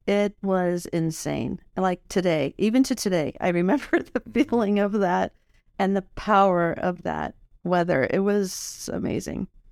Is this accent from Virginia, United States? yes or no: no; Illinois, United States; moved away; I grew up in Illinois, and we have tornadoes there